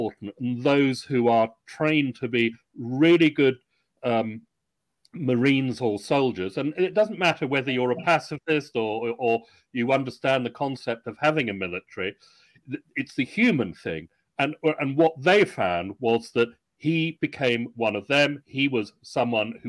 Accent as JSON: {"language": "English", "country": "United Kingdom", "said": "I'm British, ex-Royal Navy, I have some American blood"}